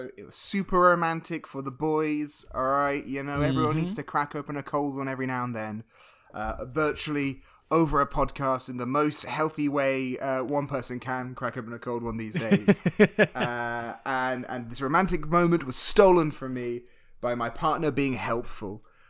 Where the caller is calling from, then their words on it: Toronto, Ontario, Canada; Jamie, I'm recording from Toronto, all right? So here we say, all right, hey, how you doing?